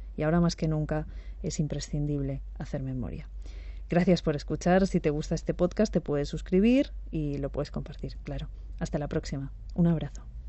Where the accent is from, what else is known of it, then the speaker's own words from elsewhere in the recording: Castile and León, Spain; en la montaña leonesa, en mi tierra. Esos hombres hablan como hablamos los de León